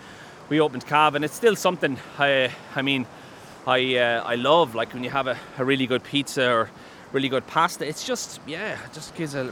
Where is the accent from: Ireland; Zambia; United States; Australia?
Ireland